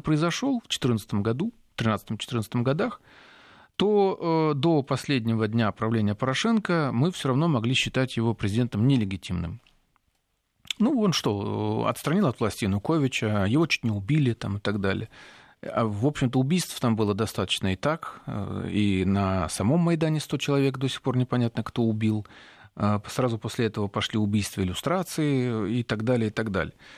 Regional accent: Ukraine; moved away; мы с вами выходцы из Украины

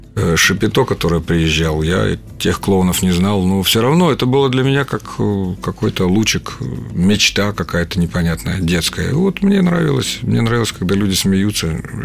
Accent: Taganrog, Rostov Oblast, Russia; born or raised there; moved away as an adult; also born or lived in Voronezh; now in Moscow, Russia

